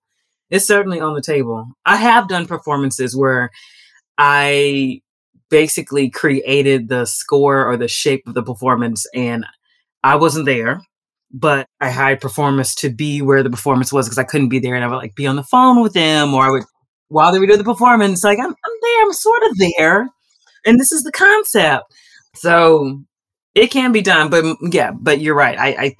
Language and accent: English; Houston, Texas, United States; moved away as an adult; now in Rome, Italy; I'm from Houston, Texas.